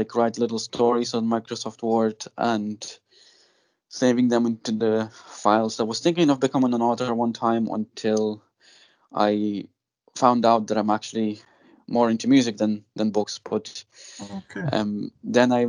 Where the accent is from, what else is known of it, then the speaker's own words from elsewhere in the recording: Lithuania; moved away; I was born in Lithuania